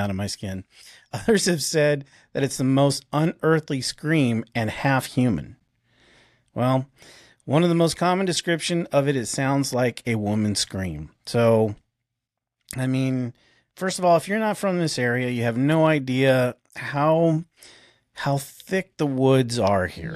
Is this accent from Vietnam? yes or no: no; Arizona, United States; now in Ozarks, United States; I'm, I'm from Arizona